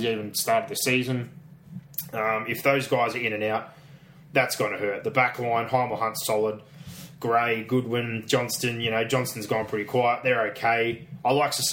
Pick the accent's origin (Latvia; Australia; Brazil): Australia; Penrith, New South Wales; We're from Penrith